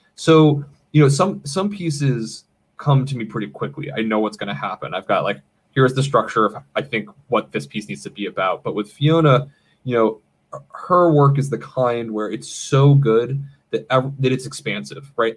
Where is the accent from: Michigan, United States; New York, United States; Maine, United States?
Maine, United States; moved away as an adult; now in Los Angeles, United States; I grew up in the state of Maine